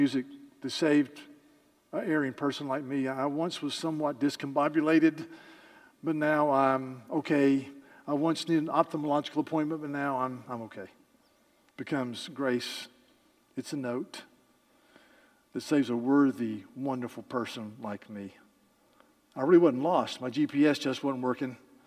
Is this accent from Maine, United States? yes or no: no; Yadkin County, North Carolina, United States; I grew up in Yadkin County, North Carolina, and we were all tobacco farmers